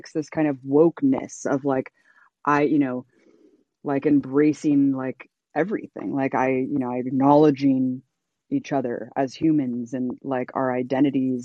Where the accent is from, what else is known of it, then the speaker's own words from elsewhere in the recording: Bay Area, California, United States; I grew up in the Bay Area too